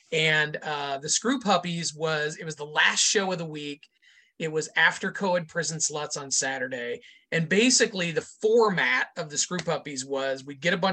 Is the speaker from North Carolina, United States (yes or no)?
no; Indiana, United States; now in Chicago, United States; My hometown in Indiana is, um, if you drew a line between Chicago, where I am now, and Cincinnati, my hometown would fall pretty much in the middle of that line.